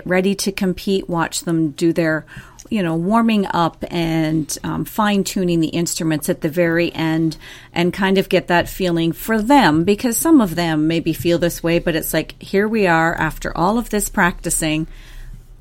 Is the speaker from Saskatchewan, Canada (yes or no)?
no; Fergus, Ontario, Canada; I grew up in Fergus, Ontario, which is very synonymous with Highland Games.